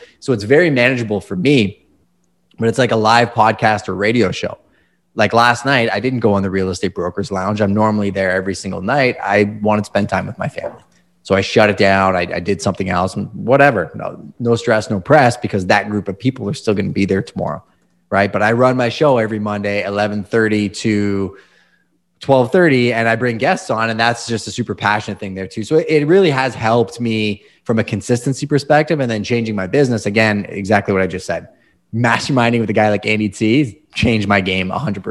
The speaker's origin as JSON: {"language": "English", "country": "Canada", "said": "Hockey. Come on. Yeah. I'm Canadian."}